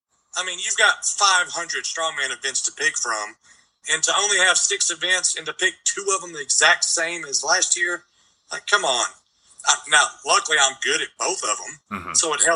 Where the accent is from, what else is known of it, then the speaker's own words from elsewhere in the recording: Texas, United States; And we're both from Texas.